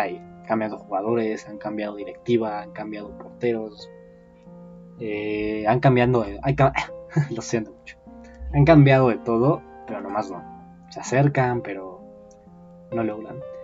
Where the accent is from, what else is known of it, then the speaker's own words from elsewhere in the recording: Mexico; soy mexicano